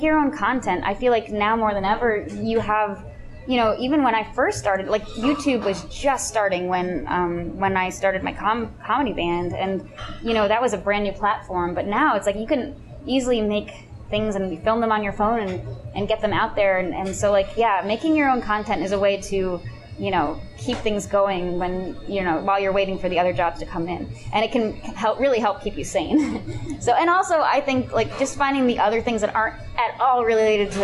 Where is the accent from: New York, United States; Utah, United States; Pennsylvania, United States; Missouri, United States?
Pennsylvania, United States; now in Los Angeles, United States; when I go back to my hometown in Pennsylvania